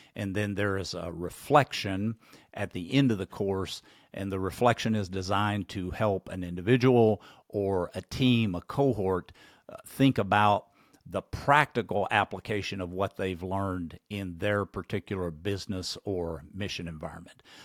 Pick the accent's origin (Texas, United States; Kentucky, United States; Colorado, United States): Kentucky, United States; my home state, Kentucky.